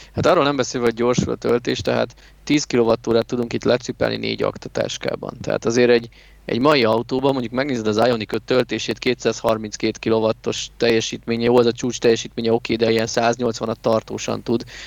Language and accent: Hungarian; Hungary